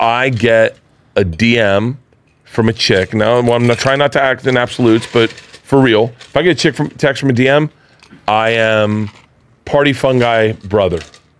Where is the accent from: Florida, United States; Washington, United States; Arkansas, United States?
Florida, United States; Tampa; I grew up in Florida, though.